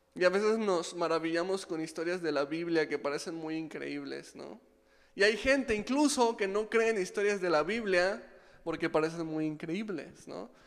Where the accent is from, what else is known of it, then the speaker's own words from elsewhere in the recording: Mexico; soy mexicano